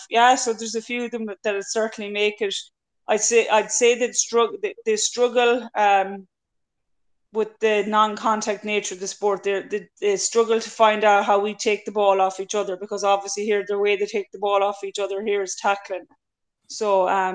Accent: Ireland; moved away as an adult; now in Australia; as Irish girls

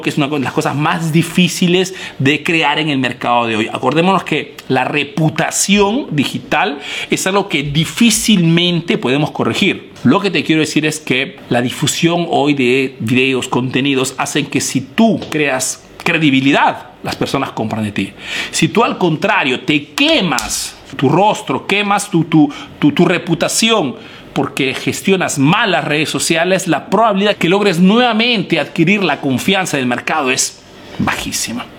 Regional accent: Peru; now in Italy

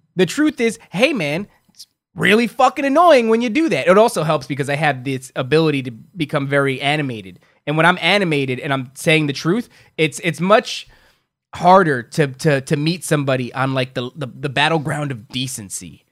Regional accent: Carteret, New Jersey, United States; also born or lived in Elizabeth, New Jersey; my hometown's Carteret

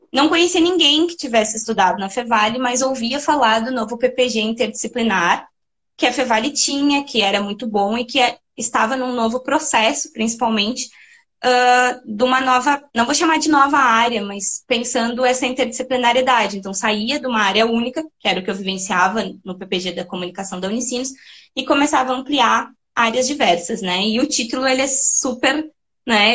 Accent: São Francisco de Paula, Rio Grande do Sul, Brazil; moved away; Eu sou natural de São Francisco de Paula, na Serra Gaúcha. É, eu não, eu não sou da região metropolitana, eu nasci em São Chico

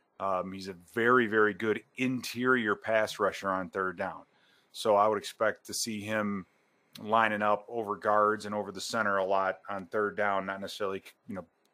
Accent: Chicago, Illinois, United States; I grew up in Chicago, right?

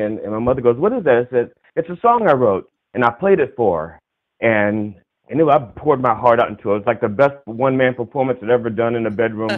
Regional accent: Maryland, United States; I'm originally from Maryland. I've lived in Maryland almost all my life

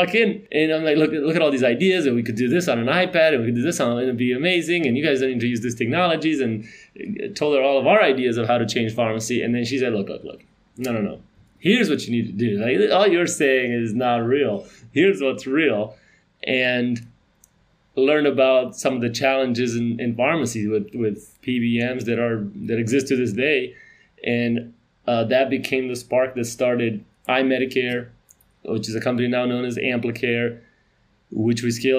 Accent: North Carolina, United States; I grew up in North Carolina, small town

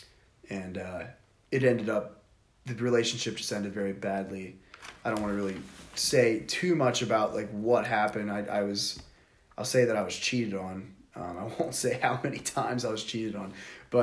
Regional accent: Freeport, United States; also born or lived in Indiana; I grew up in Indiana until I was in like the third grade and we moved to Freeport

